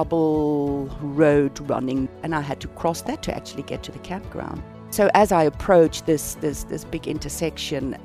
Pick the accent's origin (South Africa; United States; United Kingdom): South Africa; accent: South African; my accent in South Africa